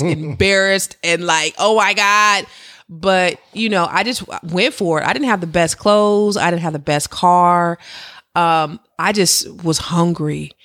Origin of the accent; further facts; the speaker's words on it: Silicon Valley, California, United States; I'm from the Silicon Valley, where you could be sitting next to a billionaire and not even know it